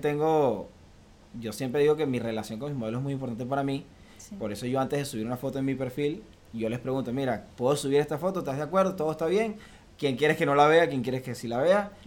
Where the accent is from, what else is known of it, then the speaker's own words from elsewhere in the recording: Valencia, Carabobo, Venezuela; moved away as an adult; now in Miami, United States; vengo de Venezuela, de Valencia, Venezuela. Ya resido aquí en Miami desde hace tres años y un poquito más.